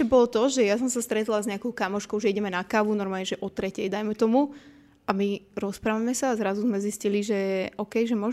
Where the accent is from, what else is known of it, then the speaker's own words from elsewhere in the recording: Považská Bystrica, Trenčín Region, Slovakia; Povazka Bystrica, moje rodné mesto